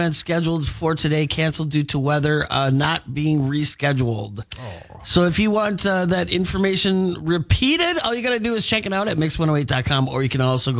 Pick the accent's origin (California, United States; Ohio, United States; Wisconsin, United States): Wisconsin, United States; Milwaukee; moved away; growing up in Milwaukee, I started skiing when I was probably like 8 years old.